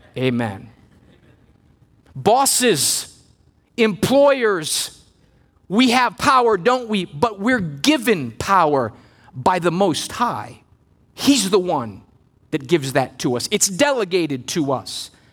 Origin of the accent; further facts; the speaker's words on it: Missouri, United States; moved away as an adult; now in Maryland, United States; we came from Missouri, the Midwest, where I grew up